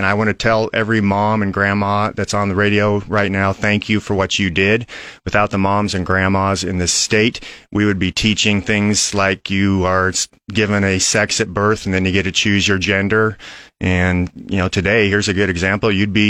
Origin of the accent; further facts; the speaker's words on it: Aurora, Nebraska, United States; I sat on the Aurora School Board where I am from for 16 years.